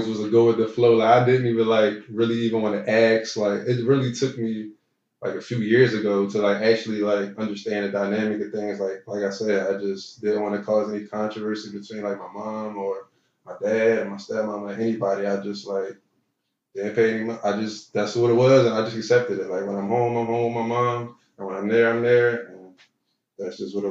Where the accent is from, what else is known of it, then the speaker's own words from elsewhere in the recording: Philadelphia, Pennsylvania, United States; I grew up in South Philly